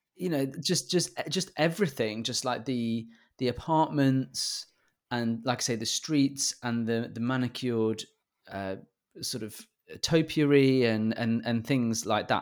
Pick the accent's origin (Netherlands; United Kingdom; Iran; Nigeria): United Kingdom; I'm British